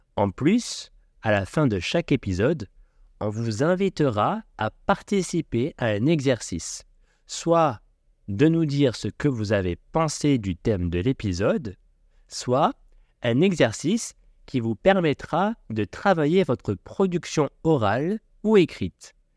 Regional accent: Aix-en-Provence, Provence-Alpes-Côte d'Azur, France; J'ai grandi à Aix-en-Provence, une magnifique ville du sud de la France

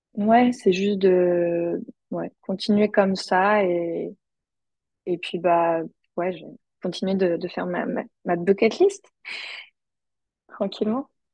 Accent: France; now in United States; en tant que Français

